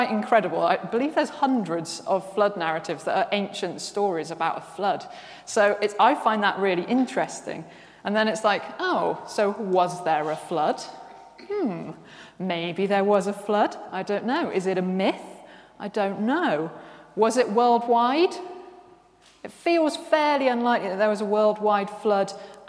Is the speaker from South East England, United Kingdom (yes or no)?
no; Worcester, West Midlands, United Kingdom; I'm from Worcester, and the flood. We used to get floods every single year in Worcester